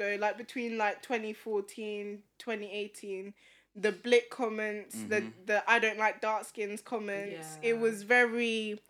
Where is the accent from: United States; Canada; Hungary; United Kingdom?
United Kingdom; Northampton, East Midlands; I'm from the Midlands, so the majority white people, Northampton.